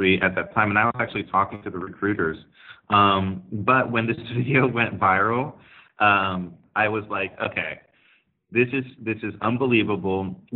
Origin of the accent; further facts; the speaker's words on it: Santa Clara, California, United States; I was born and raised in Silicon Valley, actually in Santa Clara, California.